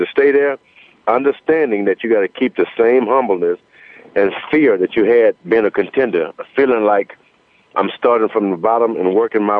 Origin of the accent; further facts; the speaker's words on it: United States; I was from America